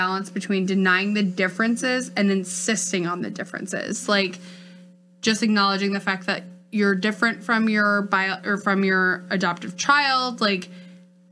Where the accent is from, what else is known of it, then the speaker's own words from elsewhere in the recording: Northfield, United States; I grew up in Northfield. It's like, there wasn't that much diversity there.